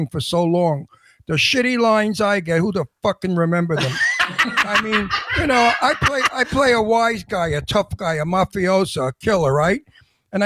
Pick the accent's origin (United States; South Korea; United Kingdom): United States; New York City, New York; I was raised in the Brooklyn Projects, the Red Hook Projects